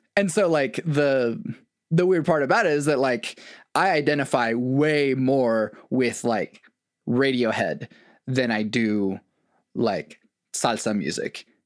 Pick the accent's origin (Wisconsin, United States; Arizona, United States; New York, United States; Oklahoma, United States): Oklahoma, United States; as a non-white kid growing up in Oklahoma